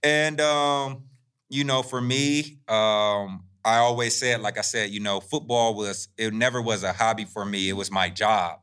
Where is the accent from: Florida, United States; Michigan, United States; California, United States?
California, United States; Fresno; I come from Southwest Fresno